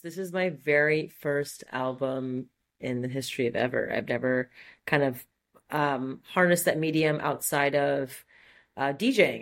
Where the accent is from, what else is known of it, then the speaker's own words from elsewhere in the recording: Montreal, Quebec, Canada; accent: French; first language French; English is a second language; moved away as an adult; Grew up in, in Montreal, super French part of Montreal, Brossard, and um, yeah, it's where I spent the first eighteen years of my life